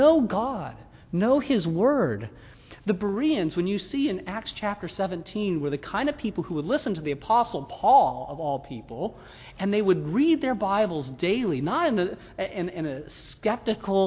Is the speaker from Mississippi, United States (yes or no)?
yes; Mississippi, United States; We're from Mississippi